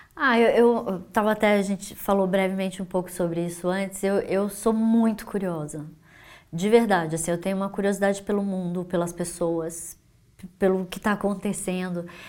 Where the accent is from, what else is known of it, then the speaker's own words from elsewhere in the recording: Brazil; como brasileira